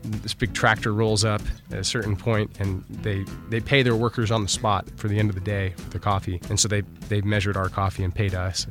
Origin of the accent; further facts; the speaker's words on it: United States; I'm from the United States